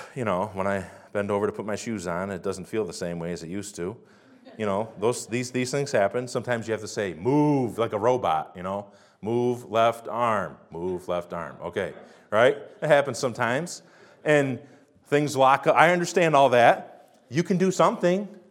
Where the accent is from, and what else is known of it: United States